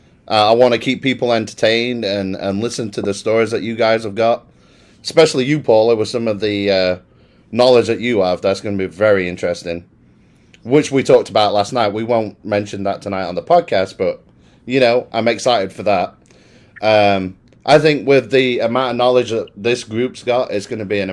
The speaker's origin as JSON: {"language": "English", "town": "Worksop", "region": "East Midlands", "country": "United Kingdom", "moved": "yes", "lives_now": "Dallas, United States", "said": "I'm originally from a little town called Worksop"}